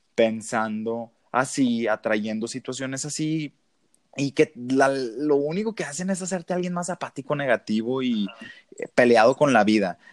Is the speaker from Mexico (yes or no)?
yes; Ciudad Obregón, Sonora, Mexico; accent: norteño; also born or lived in Hermosillo; yo soy originario de Sonora, eh, de Obregón, para ser más exacto, Ciudad de Obregón